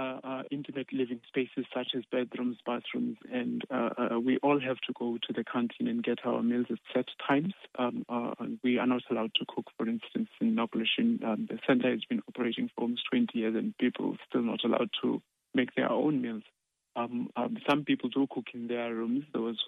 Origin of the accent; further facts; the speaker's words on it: Cape Town, Western Cape, South Africa; moved away as an adult; now in Ireland; I'm from Cape Town in South Africa.